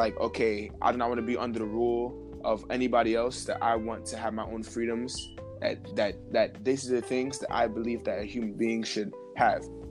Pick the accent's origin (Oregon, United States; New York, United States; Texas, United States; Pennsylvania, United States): New York, United States; New York City; From Brooklyn